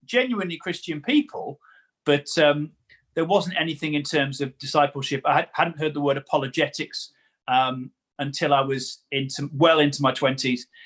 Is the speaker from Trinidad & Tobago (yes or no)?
no; Newcastle-under-Lyme, West Midlands, United Kingdom; I am from Newcastle under Lyme, which is the better of the two Newcastles in the country